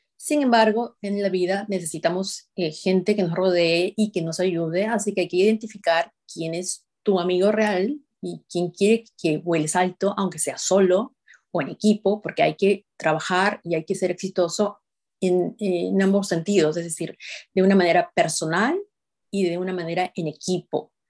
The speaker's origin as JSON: {"language": "Spanish", "country": "Peru", "moved": "as an adult", "lives_now": "United States", "said": "yo soy de Perú"}